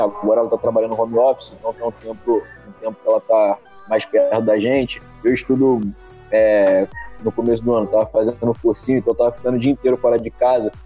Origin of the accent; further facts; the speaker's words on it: Volta Redonda, Rio de Janeiro, Brazil; Sou de Volta Redonda, estado do Rio